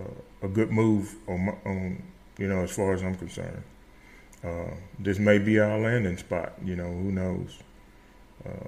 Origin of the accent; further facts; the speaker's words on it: Starkville, Mississippi, United States; moved away as an adult; also born or lived in Las Cruces, New Mexico; now in Las Vegas, New Mexico, United States; I was born and raised in Starville, Mississippi